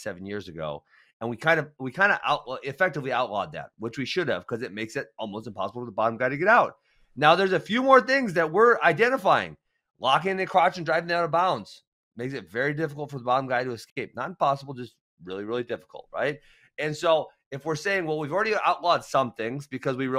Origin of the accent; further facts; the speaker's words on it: Wisconsin, United States; since we're from Wisconsin